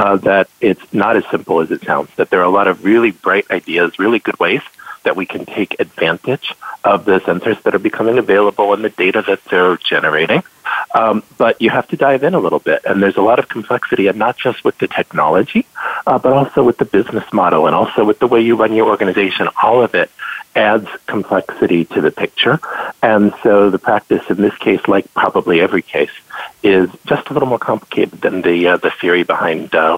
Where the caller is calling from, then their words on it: New Jersey, United States; So I'm joining you today from New Jersey.